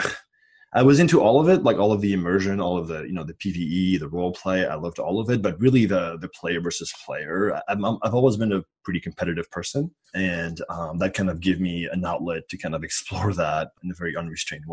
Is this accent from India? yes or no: no; France; moved away as an adult; So I am an immigrant. I grew up in France, and I moved over when I was 18.